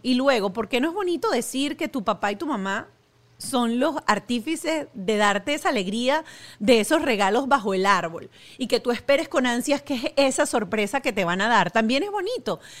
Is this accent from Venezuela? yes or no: yes; Venezuela; yo como venezolana